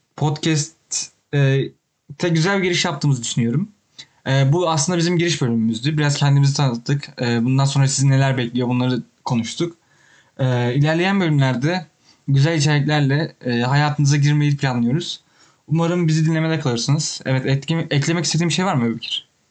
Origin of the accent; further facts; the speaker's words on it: Turkey; moved away as an adult; also born or lived in Toronto, Canada; now in Ottawa, Canada; buradaki her insan Türk olduğumu öğrenince